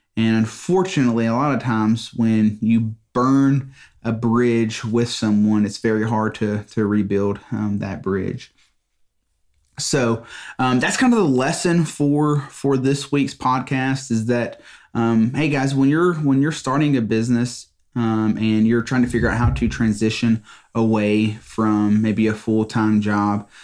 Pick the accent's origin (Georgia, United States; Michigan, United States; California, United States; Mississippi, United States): Mississippi, United States; I'm from Mississippi